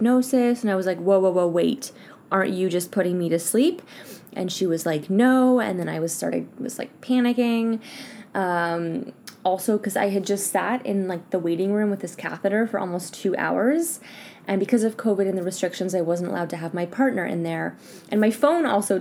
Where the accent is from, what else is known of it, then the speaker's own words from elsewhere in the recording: Canada; now in France; I am Canadian and I'm here living in France